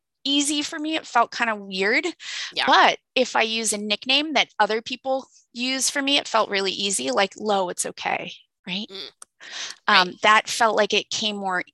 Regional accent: California, United States; now in East Coast, United States; I'm from California

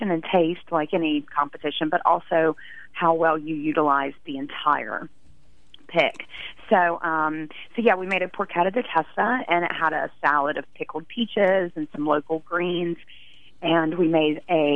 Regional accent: North Carolina, United States; my childhood growing up in North Carolina

